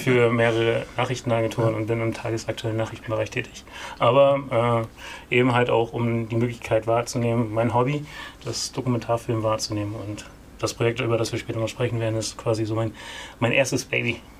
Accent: East Frisia, Lower Saxony, Germany; ich wurde in Ostfriesland-Enten geboren

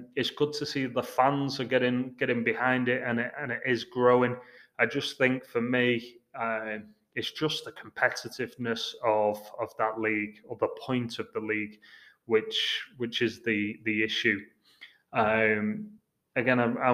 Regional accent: England, United Kingdom; moved away as an adult; also born or lived in Houston; now in Seattle, United States; I'm English

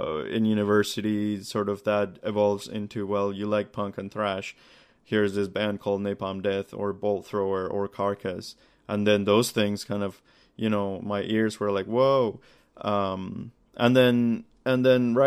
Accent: Colombia; now in Toronto, Canada; I grew up in Colombia

